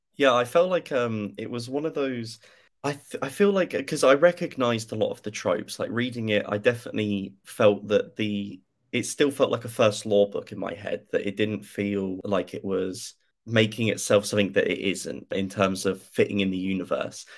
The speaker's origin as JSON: {"language": "English", "country": "United Kingdom", "said": "being a British person"}